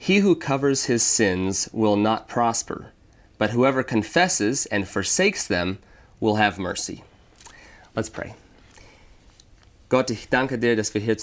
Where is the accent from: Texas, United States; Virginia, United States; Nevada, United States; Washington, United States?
Washington, United States; Walla Walla; I'm from the West Coast, from Walla Walla, Washington